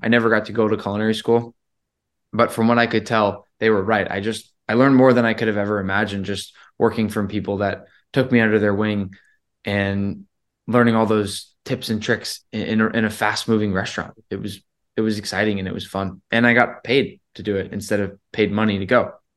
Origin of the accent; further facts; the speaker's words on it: Rhode Island, United States; now in Boston, United States; I grew up in Rhode Island, and I've been in Boston for so long.